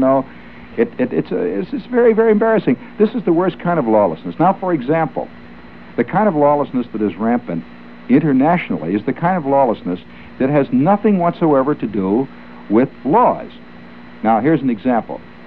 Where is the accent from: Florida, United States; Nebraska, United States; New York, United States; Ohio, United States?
New York, United States; I'm strictly from New York